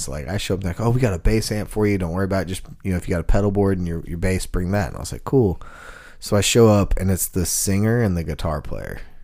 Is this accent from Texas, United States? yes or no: yes; Texas, United States; now in Nashville, United States; I'm from Texas, so I had boots